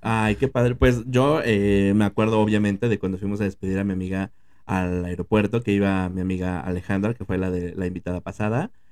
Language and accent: Spanish; Mexico City, Mexico; Nosotros somos de la Ciudad de México